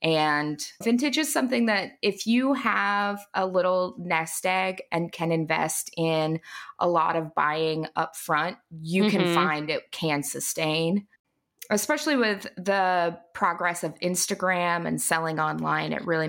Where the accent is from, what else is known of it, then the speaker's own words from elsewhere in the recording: Appalachia, United States; And then also a big part of growing up in Lower Appalachia was fiber arts and craft were really big there.